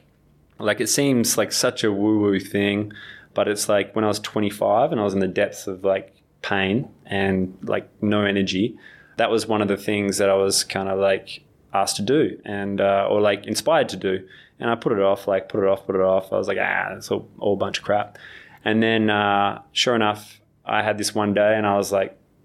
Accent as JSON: {"language": "English", "country": "Australia", "said": "I'm still an Australian at heart"}